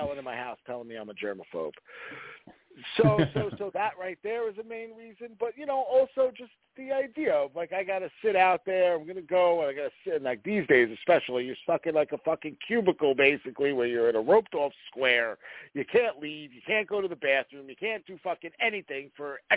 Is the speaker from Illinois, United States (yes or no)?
no; New York City, New York, United States; moved away; I grew up in Brooklyn and Staten Island